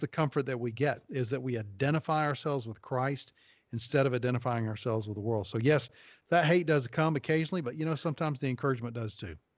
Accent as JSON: {"language": "English", "region": "the South", "country": "United States", "tie": "born or raised there", "said": "I grew up in the South"}